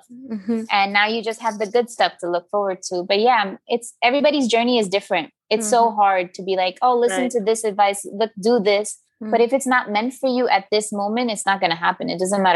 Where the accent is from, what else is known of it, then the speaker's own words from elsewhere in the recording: East Coast, United States; moved away as an adult; now in Chennai, India; I'm an American